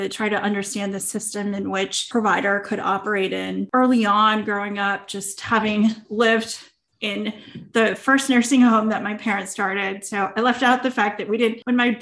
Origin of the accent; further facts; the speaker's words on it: Clovis, California, United States; I grew up in the Central Valley in Clovis, California, where there are a ton of farms